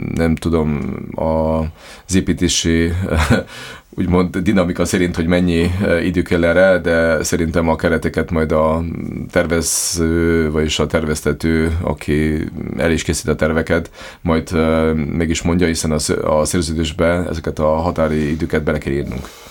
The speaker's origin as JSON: {"language": "Hungarian", "town": "Lendava", "region": "Prekmurje", "country": "Slovenia", "said": "én is magyar vagyok, ön is magyar, és Lindván élünk"}